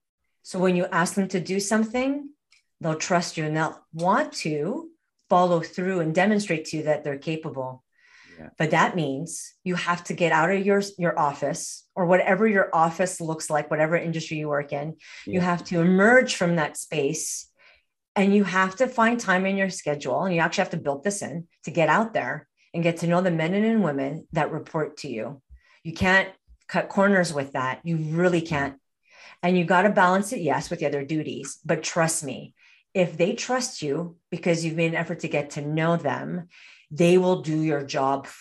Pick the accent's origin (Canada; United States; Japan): Canada; Montreal, Quebec; moved away as an adult; now in Alberta, Canada; I'm not originally from Alberta. I'm originally from Montreal, Quebec.